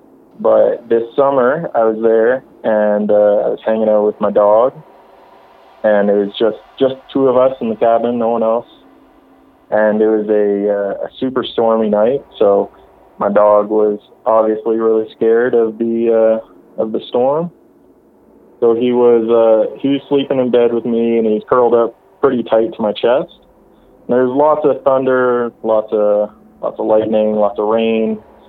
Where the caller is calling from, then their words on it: Alberta, Canada; Calling from Alberta.